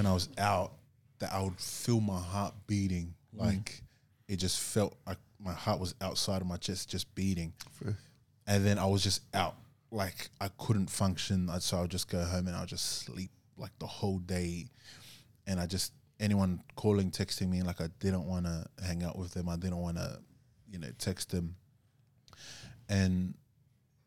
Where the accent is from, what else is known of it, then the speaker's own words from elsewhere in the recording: Gold Coast, Queensland, Australia; moved away as an adult; now in Sydney, Australia; I came from Gold Coast, so like I was away from my family up there